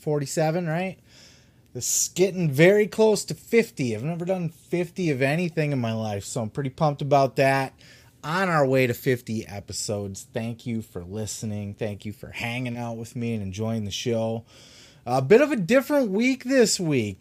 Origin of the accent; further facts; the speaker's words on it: Grand Rapids, Michigan, United States; my home city of Grand Rapids